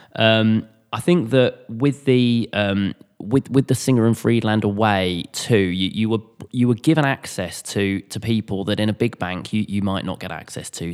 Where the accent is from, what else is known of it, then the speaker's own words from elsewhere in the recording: Cambridge, East of England, United Kingdom; moved away as an adult; also born or lived in Southampton / London; I was from Cambridge. I was from a, you know, a, a countryside area.